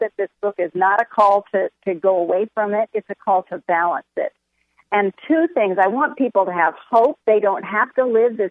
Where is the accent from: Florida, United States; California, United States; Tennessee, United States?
California, United States; San Diego; I'm from San Diego, and so my home church asked us to come start a church in this new suburb